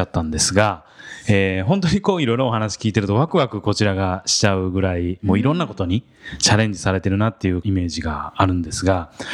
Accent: Osaka, Japan; 僕もあの、西成の方出身なんで

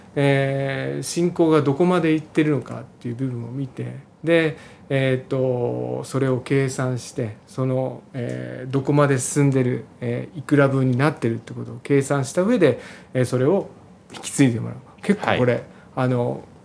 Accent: Nagano, Japan; moved away; 私、まあ、実家が、あの長野県の長野市の方なんですけれども、まあえー、農家の長男ということもあって、まあ、いずれは地元に戻りたいなというふうに考えてたんですね。

